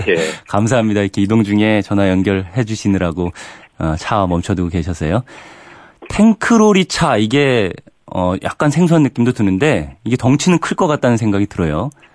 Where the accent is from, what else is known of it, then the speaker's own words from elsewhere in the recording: Daejeon, South Korea; 저도 대전 사람이라